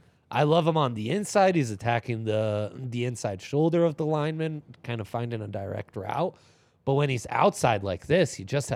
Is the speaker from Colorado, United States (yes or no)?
yes; Boulder, Colorado, United States; born there; I was born in Boulder Community Hospital in 1987.